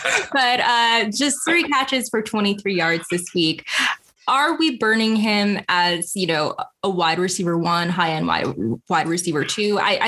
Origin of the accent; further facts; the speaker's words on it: Rhode Island, United States; I grew up in Rhode Island